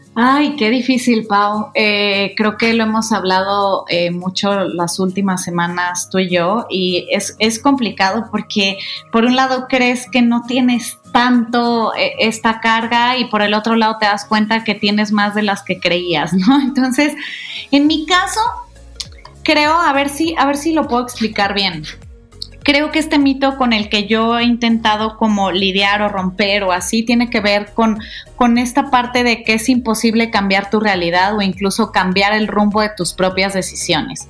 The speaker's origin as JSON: {"language": "Spanish", "town": "Guadalajara", "region": "Jalisco", "country": "Mexico", "tie": "born or raised there", "moved": "as an adult", "lives_now": "Mexico City, Mexico", "said": "nací ahí, crecí ahí, me encantó vivir en Guadalajara"}